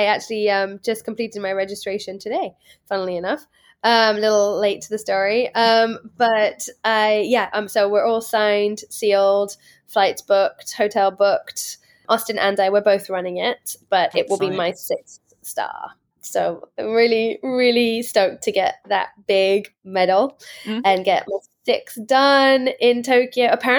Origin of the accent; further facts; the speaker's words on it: England, United Kingdom; I'm from England. I don't know.